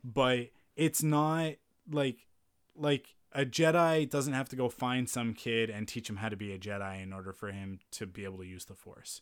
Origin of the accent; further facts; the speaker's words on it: Penticton, British Columbia, Canada; moved away; growing up in Penticton